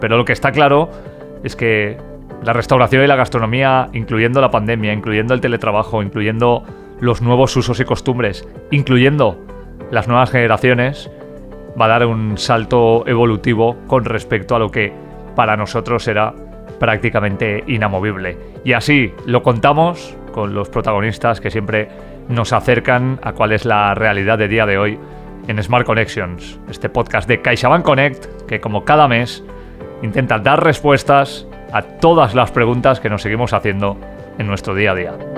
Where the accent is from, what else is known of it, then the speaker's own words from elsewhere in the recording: Spain; en España tenemos una cultura